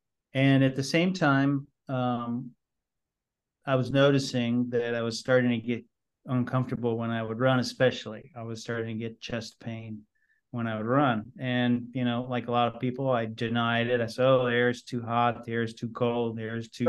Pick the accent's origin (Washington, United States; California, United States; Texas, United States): California, United States; San Francisco; born there; I took my dad with me because I was born in San Francisco.